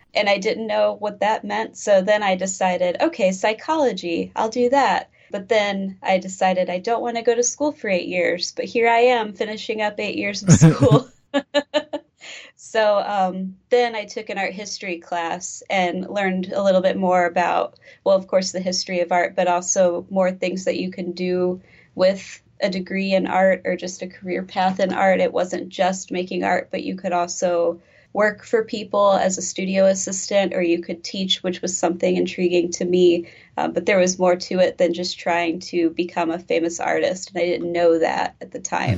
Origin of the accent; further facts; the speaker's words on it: East Peoria, Illinois, United States; also born or lived in Carbondale, Illinois; I'm from East Peoria, Illinois originally, and then I kind of moved around for undergrad and grad school then just came back